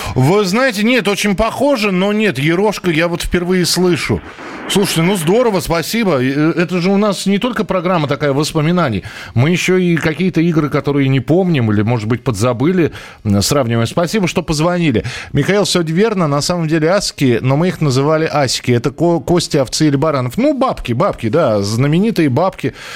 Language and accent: Russian; Russia; у нас в России